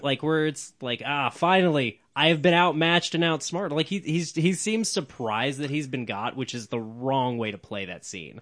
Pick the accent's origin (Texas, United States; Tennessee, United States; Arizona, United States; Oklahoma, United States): Oklahoma, United States; Oklahoma City; I'm from Oklahoma City